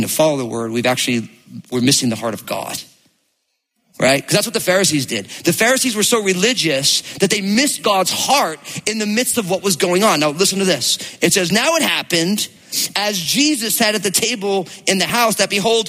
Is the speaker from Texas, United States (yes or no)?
no; New Jersey, United States; I grew up in New Jersey